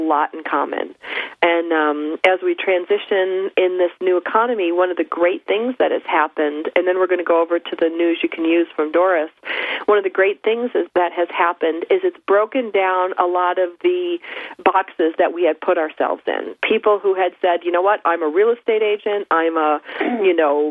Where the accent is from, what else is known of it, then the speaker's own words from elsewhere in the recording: Buffalo, New York, United States; now in Southern California, United States; I was raised in Buffalo.